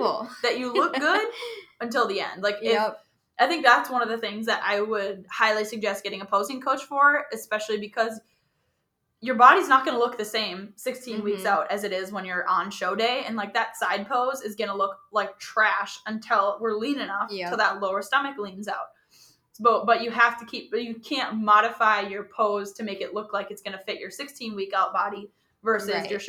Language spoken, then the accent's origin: English; Wisconsin, United States; I grew up in Wisconsin